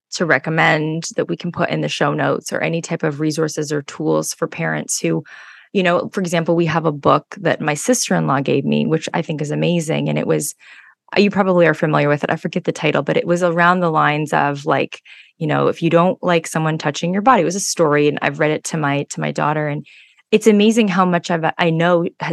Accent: Oakville, Ontario, Canada; We're from the same hometown.

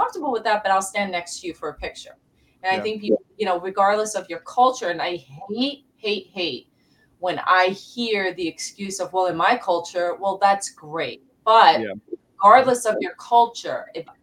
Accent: New York City, New York, United States; I also grew up in the South Bronx, so I have South Bronx face.

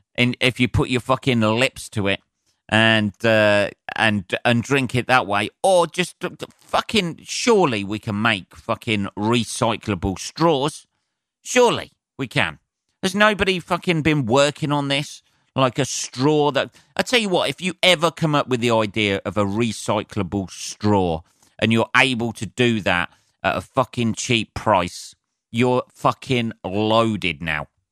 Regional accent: United Kingdom; I'm a Brit

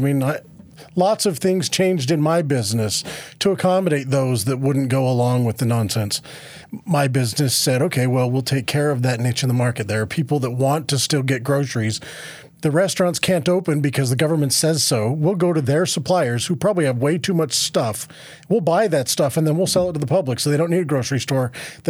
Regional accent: Moab, Utah, United States; Yeah, so, well, I'm originally from Moab, which I think used to be CD2 when I was born there

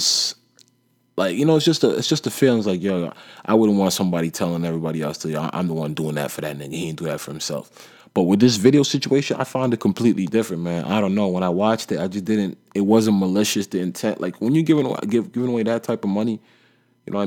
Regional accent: Nigeria; I'm African, you know what I mean, and I'm Nigerian, and I know the customs

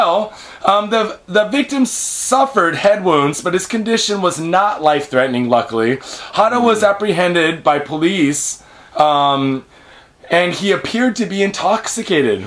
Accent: United States; now in Japan; We're American, we come from the set, we're born in the 70s

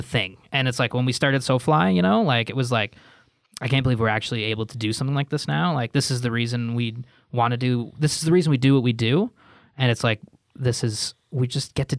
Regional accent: Ottawa, Ontario, Canada; growing up in Ottawa

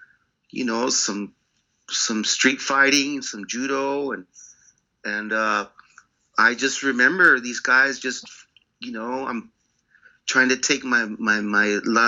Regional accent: Pacoima, California, United States; moved away as an adult; also born or lived in London; I grew up just outside of Los Angeles, in Los Angeles County, a town called Pacoima. And Pacoima is it's very at the time, you know, it was very it was a hard place to grow up.

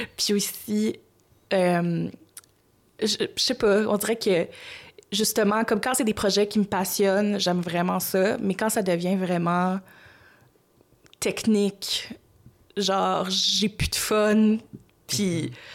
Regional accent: Gatineau, Quebec, Canada; je viens de Gatineau

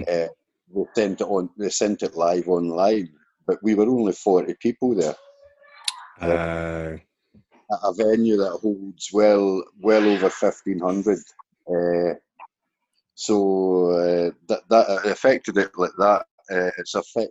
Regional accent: Canada; now in Sweden; I'm a Canadian

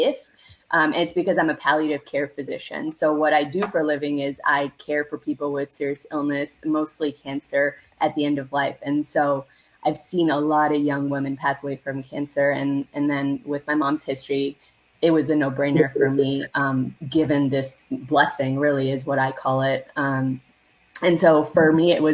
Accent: Canada; I am a first generation Canadian born South Asian

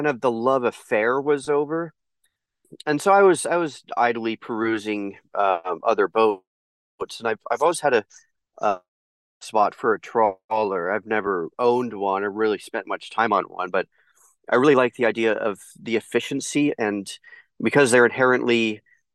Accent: East Bay, California, United States; also born or lived in United Kingdom / Colorado; I'm British born, but I've lived in the U.S. since I was 2 years old, and I grew up in the East Bay

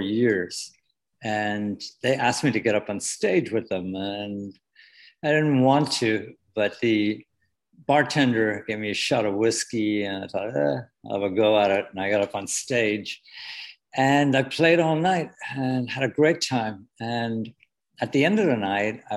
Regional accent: Wexford, Leinster, Ireland; moved away as an adult; now in New York City, United States; I was born in a place called Wexford in the southeast corner.

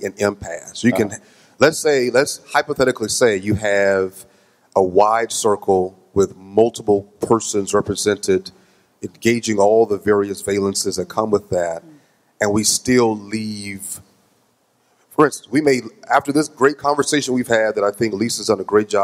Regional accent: Jackson, Mississippi, United States; moved away; my hometown of Jackson, Mississippi

